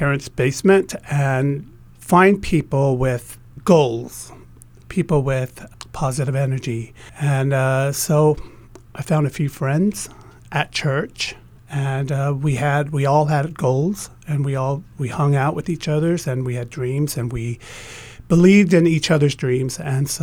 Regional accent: Salt Lake City, Utah, United States; also born or lived in Tonga / Hawaii; we moved to Salt Lake City, Utah, where I grew up.

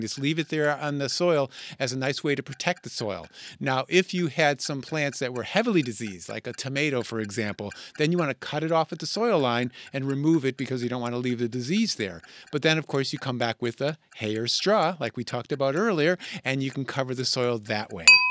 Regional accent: Connecticut, United States; when I was a boy growing up in Connecticut

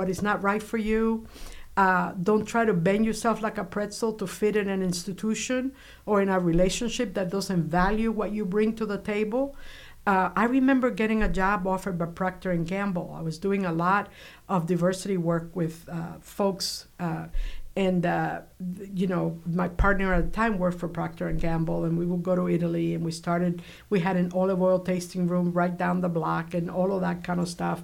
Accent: Cuba; now in United States; I grew up in Cuba during the Cuban Revolution, so I have all that in my blood

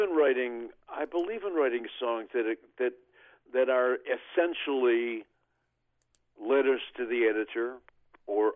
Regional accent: Oklahoma, United States; my hometown in Oklahoma

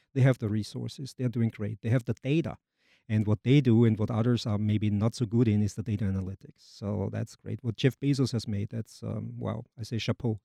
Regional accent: Vienna, Austria; moved away as an adult; also born or lived in Germany / Denmark; now in Jacksonville, United States; I'm from Austria, native Austrian, from Vienna

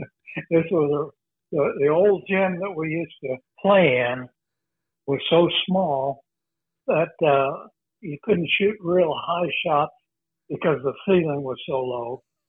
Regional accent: Onida, South Dakota, United States; Well, in our house, we didn't have an indoor toilet until I was a junior in high school.

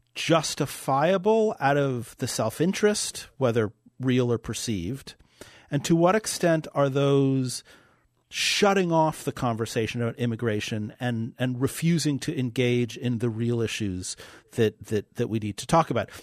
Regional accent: New York City, New York, United States; moved away as an adult; now in North Dakota, United States; I grew up in New York City. I've been in North Dakota now for, uh, almost, uh, twenty years

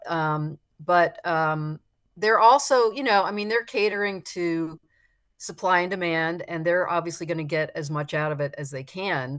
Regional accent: South Florida, United States; born or raised there

